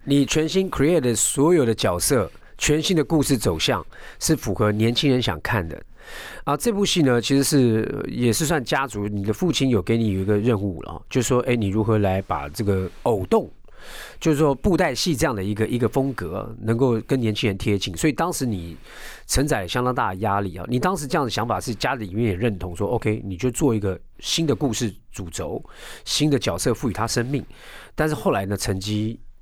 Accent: Taiwan; 我是外省二代

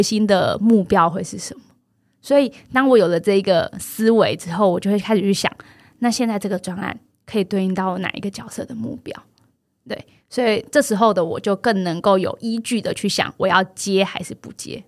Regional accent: Yunlin County, Taiwan; moved away; 我虽然是一个云林人，但好像我是真的到了，嗯，就是回到云林当老师开始，才重新再认识云林

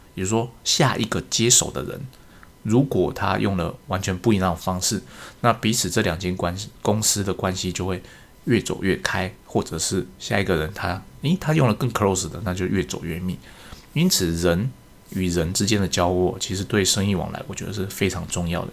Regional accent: Taiwan; 我们台湾人过农历年

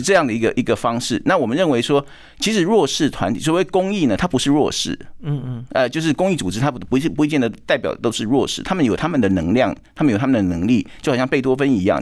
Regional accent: Kaohsiung, Taiwan; now in Vancouver, Canada; 那我自己来自台湾，那我也从高雄出生

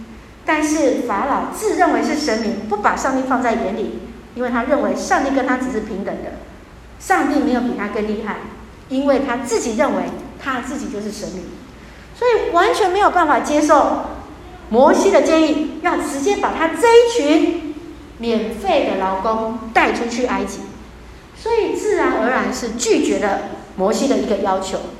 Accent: Taiwan; 我们台湾人

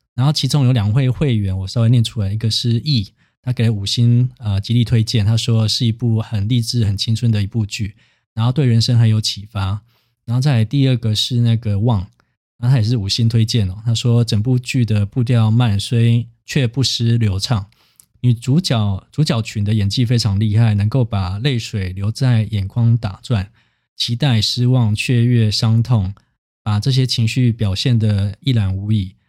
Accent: Taiwan; 因为我自己是乡下长大的小孩嘛，所以就是基本上像普里也没有什么特别的资源，所以我当初在转学考，就是考设计系的时候也是要每天搭车去台中补习嘛

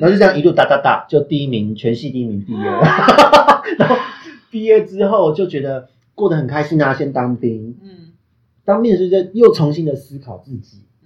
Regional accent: Taipei, Taiwan; also born or lived in Penghu; 因为我的老家在善老寺一带

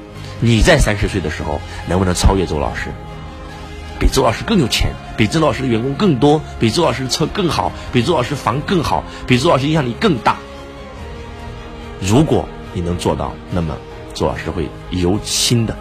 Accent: China; 我说我是一个中国人，我过我只过我中国人的生日，

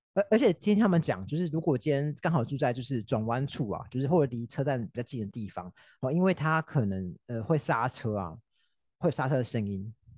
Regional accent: Taipei, Taiwan; 像我们台北因为可能稍微比较拥挤啊

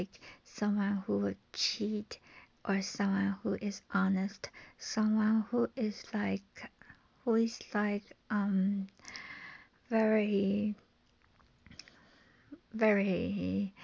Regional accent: Taiwan; from Taiwan

